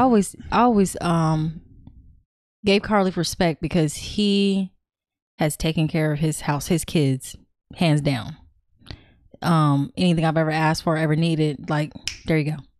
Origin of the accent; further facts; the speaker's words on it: California, United States; I'm from Cali